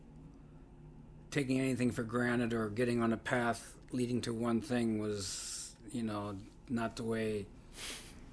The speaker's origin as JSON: {"language": "English", "town": "Oelwein", "region": "Iowa", "country": "United States", "tie": "born or raised there", "also_born_or_lived": "Panama / Solomon Islands", "moved": "as an adult", "lives_now": "Memphis, United States", "said": "I grew up in Northeast Iowa. I grew up in a town of about 8,000 at that time"}